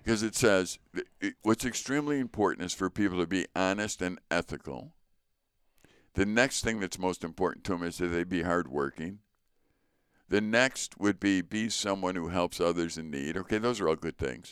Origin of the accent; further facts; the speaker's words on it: Chicago, Illinois, United States; moved away; also born or lived in North Woods; growing up in Chicago and then coming up to the North Woods